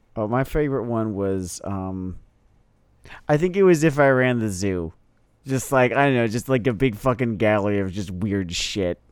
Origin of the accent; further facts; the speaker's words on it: United States; first language English; I am an American. I speak English as a first language